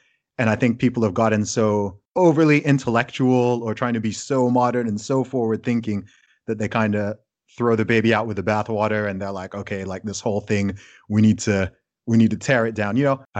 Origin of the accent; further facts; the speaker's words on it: Saudi Arabia; also born or lived in United Kingdom; as someone who's grown up in a range of different cultures, from growing up in Saudi Arabia to having my family be Nigerian, and then also living in the UK and being British